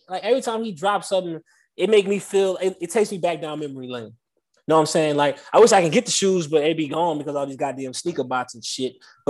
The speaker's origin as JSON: {"language": "English", "town": "New Orleans", "region": "Louisiana", "country": "United States", "moved": "yes", "lives_now": "Houston, United States", "said": "I'm from New Orleans, came out here to Houston."}